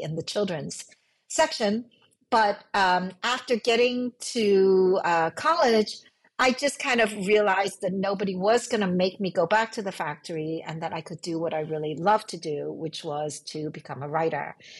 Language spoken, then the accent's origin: English; New York City, New York, United States; born or raised there; English is a second language; also born or lived in Hong Kong